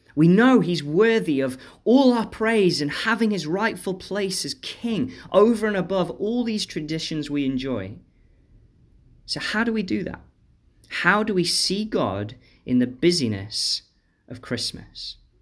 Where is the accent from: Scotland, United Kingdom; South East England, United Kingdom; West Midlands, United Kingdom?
West Midlands, United Kingdom; Stoke-on-Trent; my hometown of Stoke